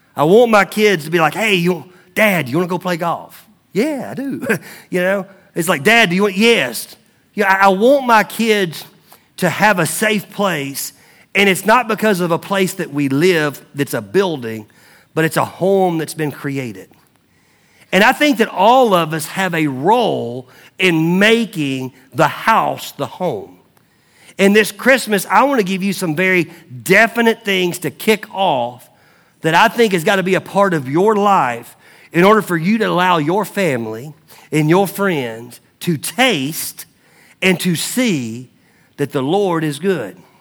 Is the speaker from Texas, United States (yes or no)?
no; Mount Juliet, Tennessee, United States; moved away; I grew up in Mount Juliet, Tennessee.